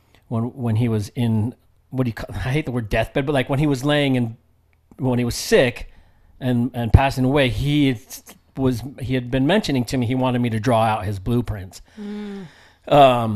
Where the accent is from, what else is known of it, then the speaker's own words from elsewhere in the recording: United States; even though I grew up in the States, I grew up with like the Samoan culture and lifestyle